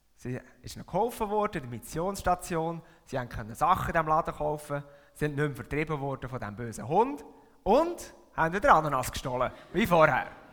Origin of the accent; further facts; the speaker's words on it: Switzerland; moved away as an adult; now in Buttisholz, Switzerland; aufgewachsen bin ich da, in dieser Region, und das da ist meine Heimatgemeinde. Ich habe meine ganze Kind- und Jugendzeit da verbracht